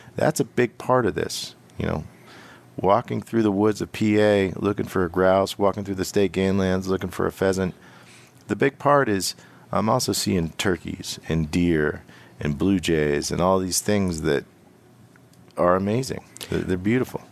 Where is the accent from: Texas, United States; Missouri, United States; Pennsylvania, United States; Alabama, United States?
Pennsylvania, United States; Western; I'm from Western P